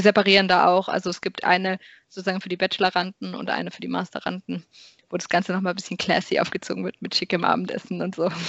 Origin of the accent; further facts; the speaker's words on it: Karlsruhe, Baden-Württemberg, Germany; moved away as an adult; also born or lived in Maastricht; ich komme ganz ursprünglich aus Karlsruhe